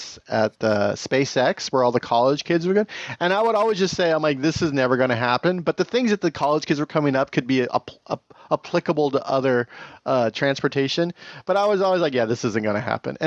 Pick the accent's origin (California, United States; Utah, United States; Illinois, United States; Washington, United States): California, United States; Tehachapi; this is going through my hometown. It just blasts through my hometown. If it ever happens, it just blasts through Tehachapi